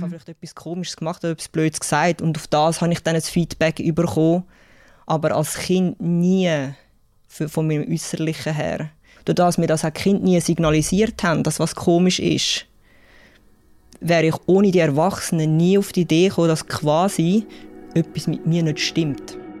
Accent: Zurich, Switzerland; accent: Zürich-Schnur; ich bin 37. Ich bin in Zürich aufgewachsen

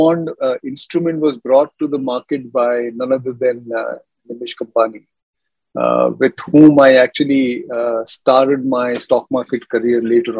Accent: Mumbai, Maharashtra, India; also born or lived in Dahod, Gujarat; I grew up in Mumbai, actually, in good old Bandra

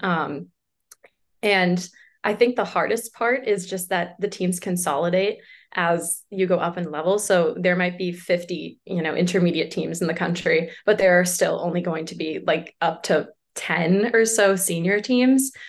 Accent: Boston, Massachusetts, United States; I'm from Boston, Massachusetts, or sort of around Boston

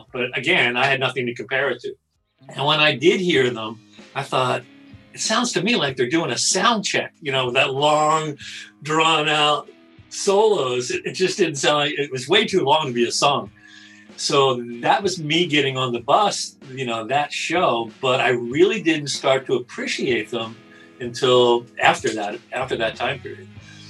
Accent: Santa Barbara, California, United States; I'm from Santa Barbara, California. And my first Grateful Dead show was right here in Santa Barbara in 1974.

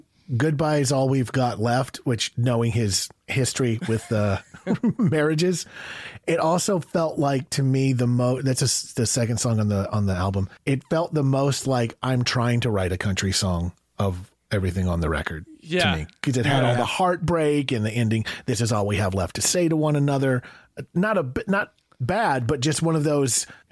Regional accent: Georgia, United States; moved away; I'm originally from Georgia, so when I moved out to California, I got called all of these names, and I like all yeah. of them, to be honest.

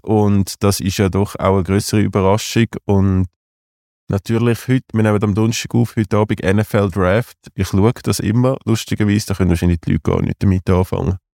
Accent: Zurich, Switzerland; ich natürlich als Zürcher

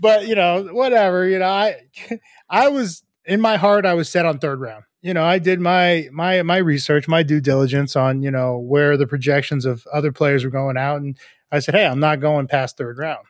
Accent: half an hour outside Boston, Massachusetts, United States; I'm from Boston or I'm from, from Massachusetts, you know, just a half hour outside of Boston

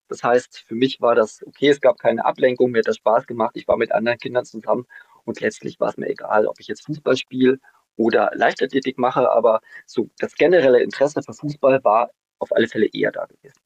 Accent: Germany; Ich bin nämlich noch in der DDR groß geworden

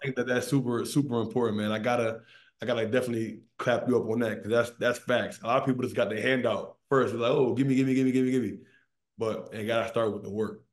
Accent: Maryland, United States; I'm an East Coast guy. I'm from Maryland.

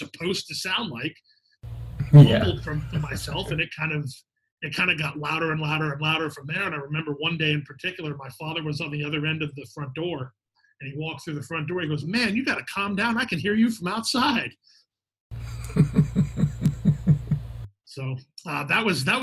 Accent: West Palm Beach, Florida, United States; I'm a Florida bred. I was born and raised in West Palm Beach

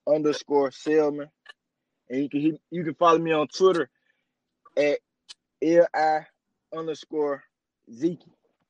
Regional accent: Jackson, Mississippi, United States; I'm from Jackson.

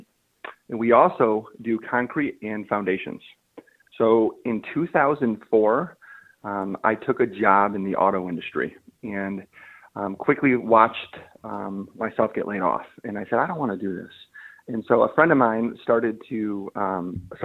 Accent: Southeast Michigan, United States; I was born and raised here in Southeast Michigan.

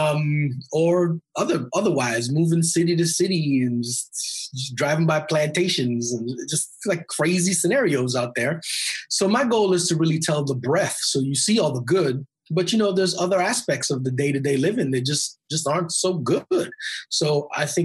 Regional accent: Edmonton, Alberta, Canada; I grew up in Edmonton, Alberta, which is north of Montana in Canada, right?

